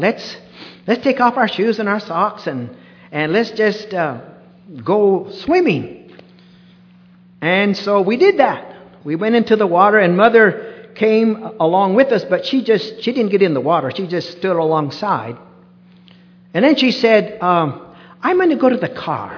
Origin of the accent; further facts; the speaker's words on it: United States; we're a little colder here, unfortunately, in the United States